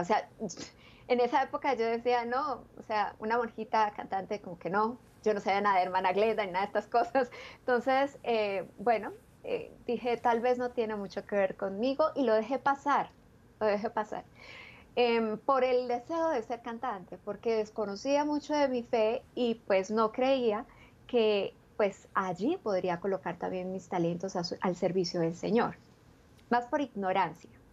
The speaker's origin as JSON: {"language": "Spanish", "town": "Ubaté", "region": "Cundinamarca", "country": "Colombia", "tie": "born or raised there", "said": "nací en un pueblecito pequeñito, una villa que queda muy cerca de Bogotá y se llama Villa de San Diego de Iguaté"}